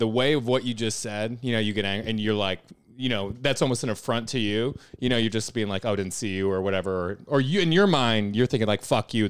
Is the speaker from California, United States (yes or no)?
no; Illinois, United States; now in New York, United States